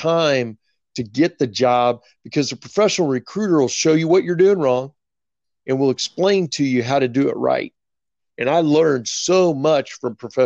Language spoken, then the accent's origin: English; right outside of Kansas City, Missouri, United States; moved away as an adult; now in Dallas, United States; I grew up right outside of Kansas City, Missouri